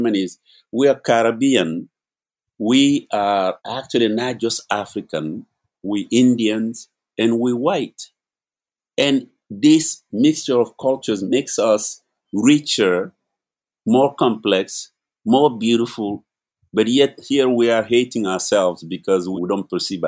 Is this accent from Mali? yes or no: yes; Mali; now in New York, United States; I am originally from Mali